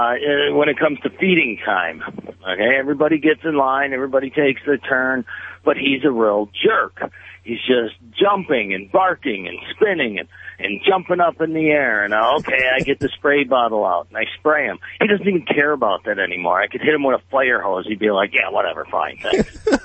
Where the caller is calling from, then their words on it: Milwaukee, Wisconsin, United States; The nice temperate area of Milwaukee, Wisconsin.